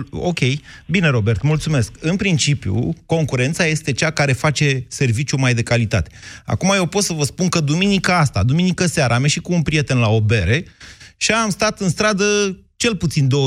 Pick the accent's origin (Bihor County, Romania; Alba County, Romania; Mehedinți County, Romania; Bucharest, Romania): Mehedinți County, Romania; Drobeta-Turnu Severin; eu sunt un băiat de la Severin și pot fi și politicos, pot fi și tare în gură.